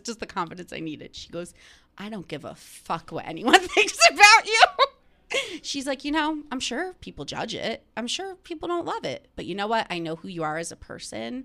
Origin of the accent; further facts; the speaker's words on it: New Jersey, United States; I'm from New Jersey